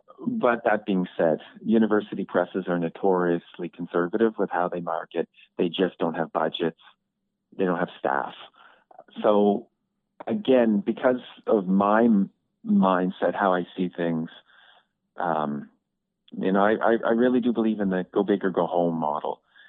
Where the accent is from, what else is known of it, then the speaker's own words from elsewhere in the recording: Kenya; also born or lived in Canada; so yes, we're from Africa, but I've also grown up a bit in Canada too. So, you know, I've grown up in Canada and in Kenya.